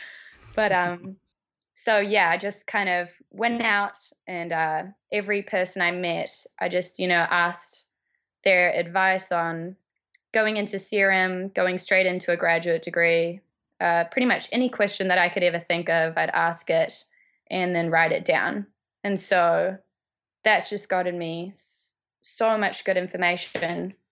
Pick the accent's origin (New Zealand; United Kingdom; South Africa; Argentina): New Zealand; moved away as an adult; now in United States; that's why I came to America. I'm from New Zealand. I came to America to row for college